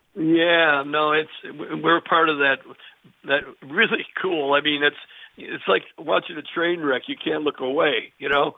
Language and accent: English; Chicago, Illinois, United States; also born or lived in Burr Ridge, Illinois; I'm in my hometown of Chicago, Illinois